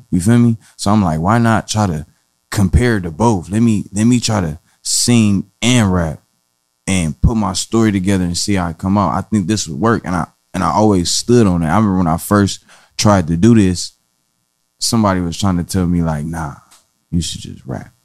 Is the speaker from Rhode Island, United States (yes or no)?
no; Compton, California, United States; I'm from Compton, California, the West Side to be exact, Alonzo Central